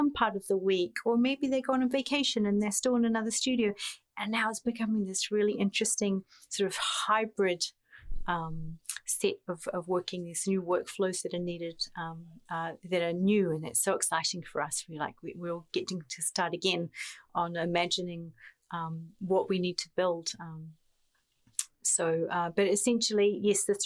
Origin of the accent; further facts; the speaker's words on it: New Zealand; moved away as an adult; growing up in an island very far away. I'm from New Zealand.